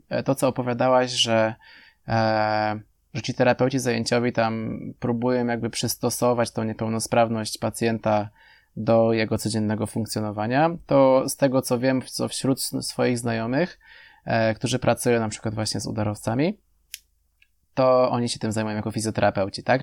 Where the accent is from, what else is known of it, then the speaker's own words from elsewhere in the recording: Poland; U nas chyba w Polsce